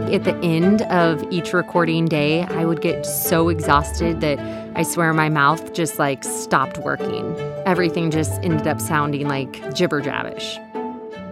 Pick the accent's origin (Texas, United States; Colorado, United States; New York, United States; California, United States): Texas, United States; accent: Texas; my Texas accent